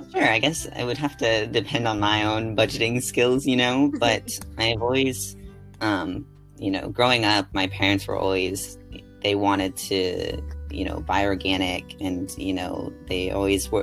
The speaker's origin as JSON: {"language": "English", "town": "San Jose", "region": "California", "country": "United States", "tie": "born or raised there", "also_born_or_lived": "East Coast", "said": "growing up in California"}